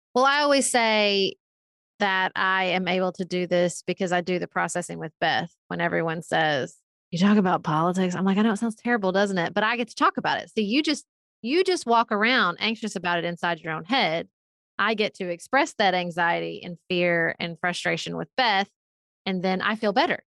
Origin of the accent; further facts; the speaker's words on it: Paducah, Kentucky, United States; moved away as an adult; also born or lived in Washington, D.C.; I live in Paducah, Kentucky. It's my hometown. It's where I grew up